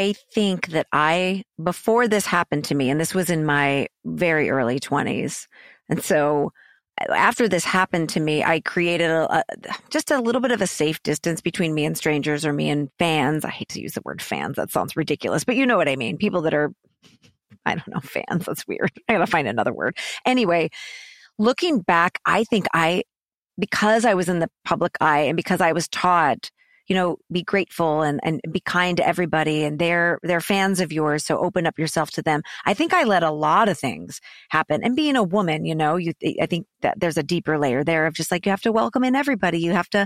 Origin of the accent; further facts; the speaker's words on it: St. Louis, Missouri, United States; I'm a big city, small town girl. I'm from St. Louis